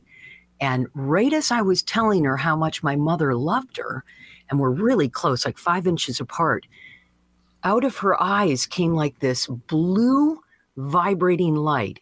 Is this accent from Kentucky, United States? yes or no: no; Deckerville, Michigan, United States; moved away; also born or lived in San Diego / Santa Barbara; my little hometown, like, oh, you know, there's 25 churches in this town of 500 people, you know, in Deckerville, Michigan